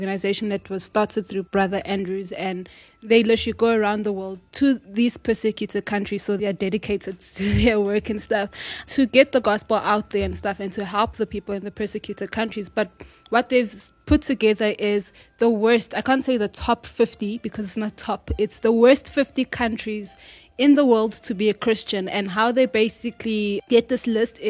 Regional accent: DR Congo; Which is my hometown. Home country, not hometown

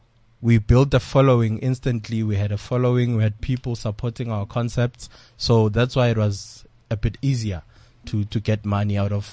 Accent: Tembisa, Gauteng, South Africa; I'm an entrepreneur from Tembisa.

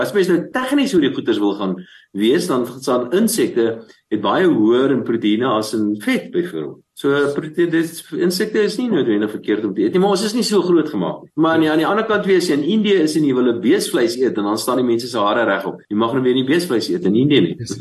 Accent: Bela-Bela, Limpopo, South Africa; Ek is gebore in Warmbad, uh in die destyds in Noord-Transvaal

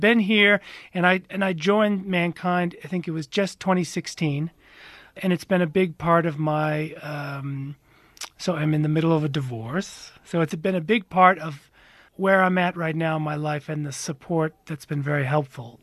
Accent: United States; moved away as an adult; now in South Africa; I am American

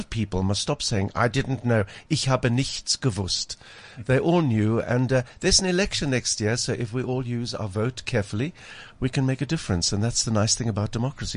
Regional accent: Cape Town, Western Cape, South Africa; growing up in Pinelands in Cape Town

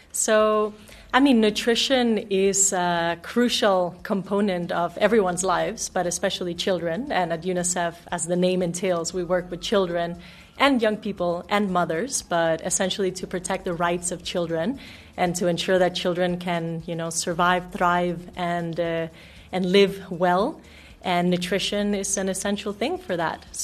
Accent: Denmark; also born or lived in Mexico; now in South Africa; No, I'm actually from Denmark and Mexico.

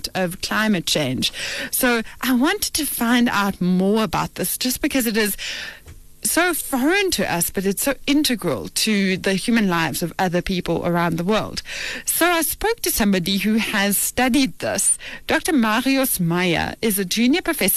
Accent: South Africa; I'm a South African child

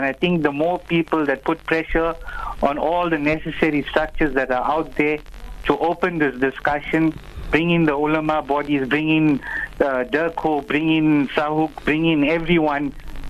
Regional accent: Durban, KwaZulu-Natal, South Africa; This is Brother … from Durban. I'm from Uksa.

